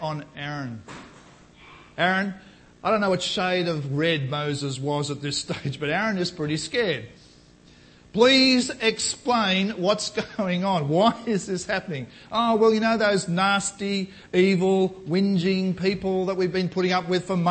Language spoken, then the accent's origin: English; Australia; as an Australian, let alone a Christian Australian